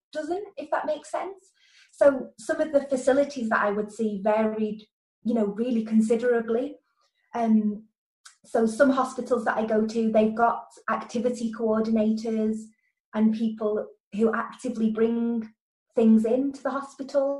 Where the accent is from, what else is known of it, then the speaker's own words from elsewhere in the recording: Lancashire, North West England, United Kingdom; now in Merseyside, United Kingdom; I'm from Lancashire and I now live in Merseyside near Liverpool